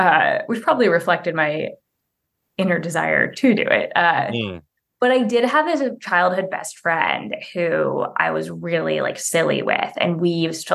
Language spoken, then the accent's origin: English; Bay Area, California, United States; also born or lived in Cleveland, Ohio; when I was six, my family moved to the Bay Area